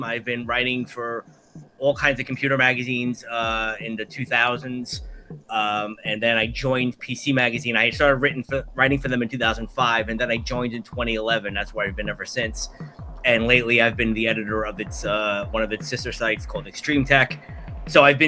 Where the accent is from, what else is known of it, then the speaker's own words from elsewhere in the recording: New York City, New York, United States; I grew up in Brooklyn, New York